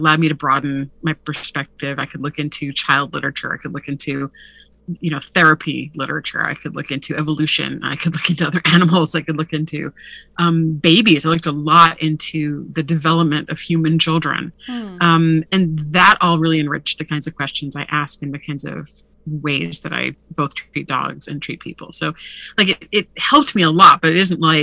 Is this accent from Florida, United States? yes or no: no; Hawaii, United States; moved away; also born or lived in Oahu / Big Island; I'm from Hawaii originally